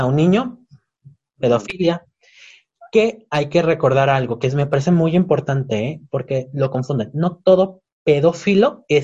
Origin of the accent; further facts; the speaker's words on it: Yucatán, Mexico; soy yucateca